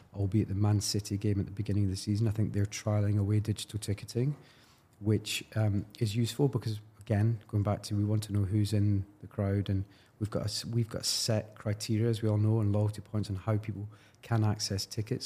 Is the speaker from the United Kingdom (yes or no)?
yes; Glasgow, Scotland, United Kingdom; I'm from Glasgow